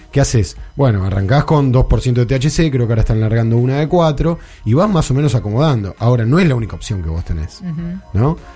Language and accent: Spanish; Argentina; now in Uruguay; lo voy a decir siendo que soy argentino, que vivo acá